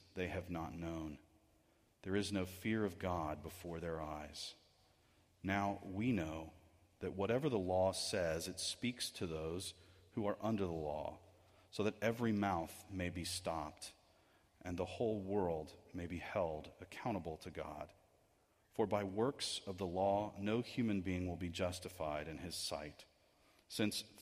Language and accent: English; United States